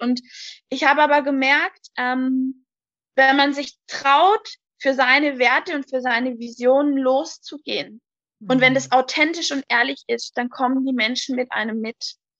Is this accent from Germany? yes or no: yes; High Rhine, on the Swiss border, Baden-Württemberg, Germany; Ich komme vom schönen Hochrhein an der Schweizer Grenze